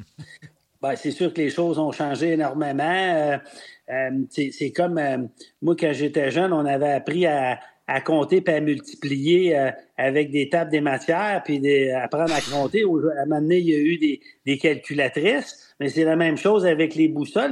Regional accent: Quebec City, Quebec, Canada; also born or lived in Sainte-Foy; Je suis né à Sainte-Foy, puis j'ai grandi à Cap-Rouge

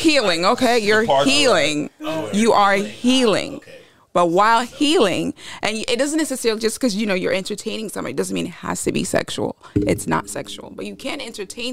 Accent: New York, United States; moved away as an adult; also born or lived in Congo; now in Miami, United States; I grew up in New York

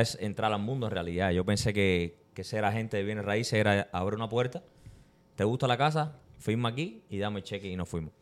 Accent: Cuba; now in Tampa, United States; como todo cubano, como todo inmigrante, eh, llegamos a este país persiguiendo un sueño

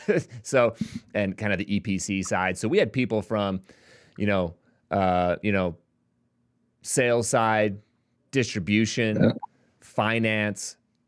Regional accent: Salt Lake City, Utah, United States; It'll be here in my hometown. It'll be here in Salt Lake City

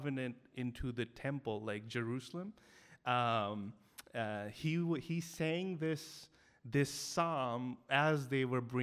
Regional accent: Delhi, India; I grew up in Delhi. You know, I grew up 21 years not knowing anyone who was a Christian in my school, college, and neighborhood

